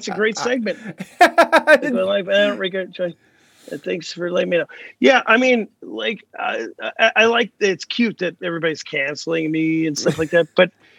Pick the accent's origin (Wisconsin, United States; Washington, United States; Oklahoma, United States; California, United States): Wisconsin, United States; Milwaukee; because I'm here in Milwaukee, so where I grew up on the South Side